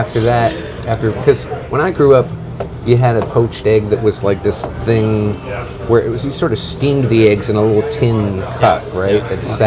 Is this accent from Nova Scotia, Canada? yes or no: no; Brampton, Ontario, Canada; moved away as an adult; now in Shelburne, Canada; I grew up in Brampton, like you did.